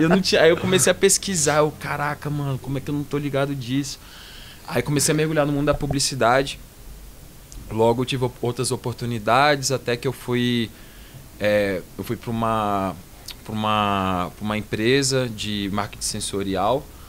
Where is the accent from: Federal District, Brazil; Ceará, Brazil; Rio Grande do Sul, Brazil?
Federal District, Brazil; Brasília; moved away as an adult; also born or lived in Rio de Janeiro / São Paulo; vamos voltar para Brasília